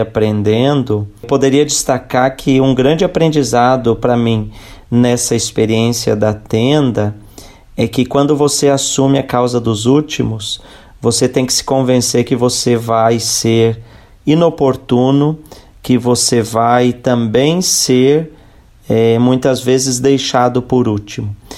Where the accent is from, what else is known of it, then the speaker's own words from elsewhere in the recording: Lages, Santa Catarina, Brazil; now in São Paulo, Brazil; sou natural de Santa Catarina, da cidade de Lages, e moro em São Paulo